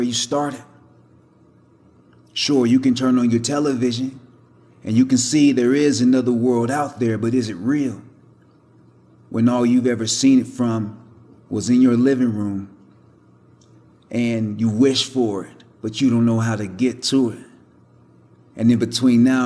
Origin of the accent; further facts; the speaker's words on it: Denver, Colorado, United States; I was born in Denver, Colorado. St. Joseph's Hospital